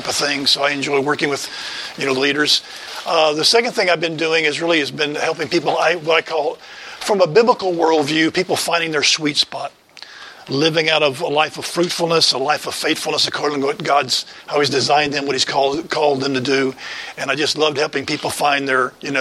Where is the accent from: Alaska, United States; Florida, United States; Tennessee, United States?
Tennessee, United States; West; moved away as an adult; also born or lived in Cleveland, Ohio; I grew up in West Tennessee and was there for most of my shaping times of life.